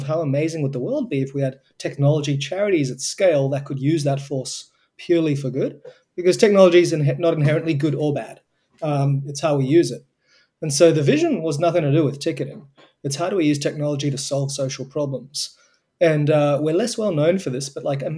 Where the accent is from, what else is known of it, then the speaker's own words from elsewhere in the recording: Australia; accent: Australian; It started in Australia, as you can probably tell from my accent.